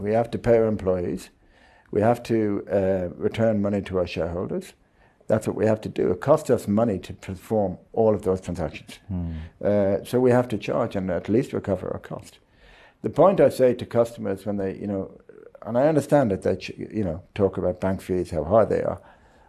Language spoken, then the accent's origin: English; Ireland; No, I must be. But I am an Irishman.